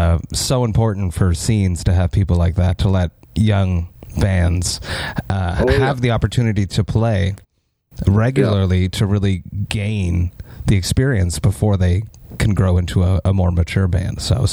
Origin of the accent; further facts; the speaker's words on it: Montreal, Quebec, Canada; I'm from Montreal